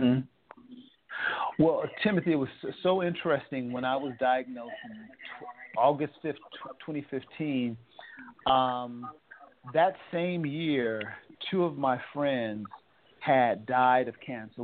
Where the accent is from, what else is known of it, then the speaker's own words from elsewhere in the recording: Oakland, California, United States; I'm from Oakland, California